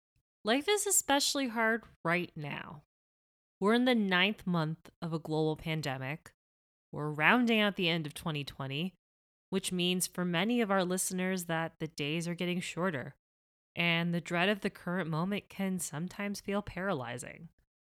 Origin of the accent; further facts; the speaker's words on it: Miami, Florida, United States; a shared childhood spent in Florida. He grew up in Jacksonville and I grew up in Miami.